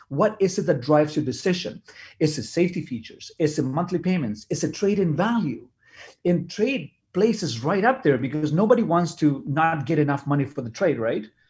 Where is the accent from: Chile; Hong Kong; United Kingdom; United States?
Chile; English is a second language; now in Canada; I'm an immigrant from Chile. I came here in nineteen eighty-nine